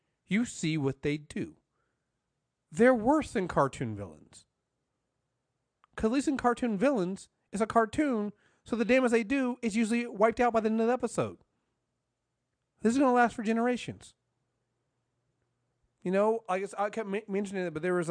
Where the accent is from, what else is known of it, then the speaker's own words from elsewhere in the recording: United States; I'm American